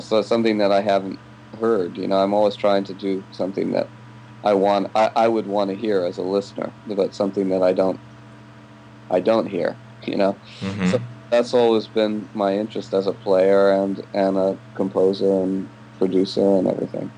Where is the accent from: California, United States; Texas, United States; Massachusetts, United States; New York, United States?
California, United States; Ventura; I grew up in California in Ventura